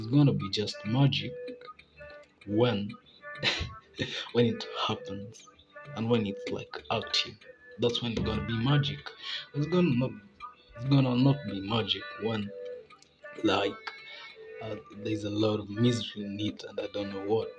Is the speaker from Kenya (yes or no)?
yes; Kenya; I'm Kenyan, like, I'm very real Kenyan